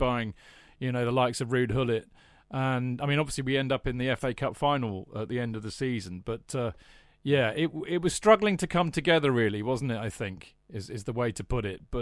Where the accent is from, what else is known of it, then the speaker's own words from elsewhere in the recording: Hampshire, South East England, United Kingdom; moved away; also born or lived in London; I grew up down in Hampshire